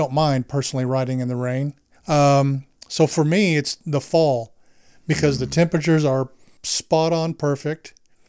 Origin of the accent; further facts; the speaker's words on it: Texas, United States; born there; I was born in Texas, so that confirms it.